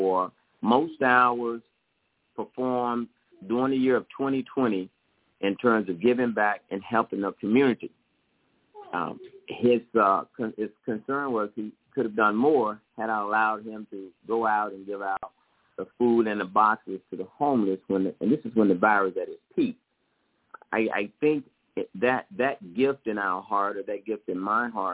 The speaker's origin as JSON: {"language": "English", "region": "Mississippi", "country": "United States", "moved": "yes", "lives_now": "Los Angeles, United States", "said": "I came from Mississippi. There was the absence of a mother and father as they had passed away, and my grandmother raised me."}